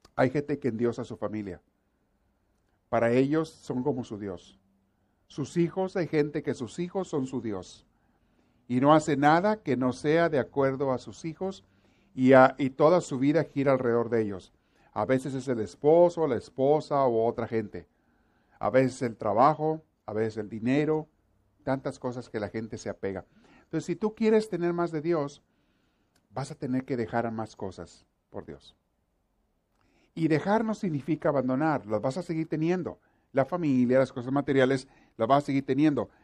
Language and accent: Spanish; Mexico; somos los mexicanos